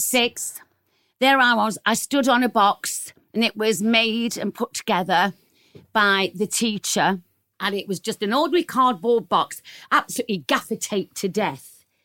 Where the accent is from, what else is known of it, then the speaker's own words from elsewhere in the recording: Nottingham, East Midlands, United Kingdom; grew up in Nottingham.